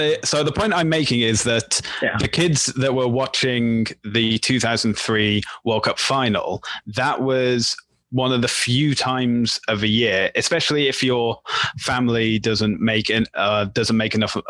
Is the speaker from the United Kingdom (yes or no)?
yes; United Kingdom; I'm the Brit